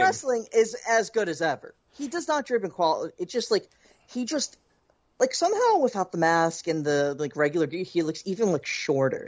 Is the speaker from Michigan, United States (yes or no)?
no; Philadelphia, Pennsylvania, United States; as a Philadelphian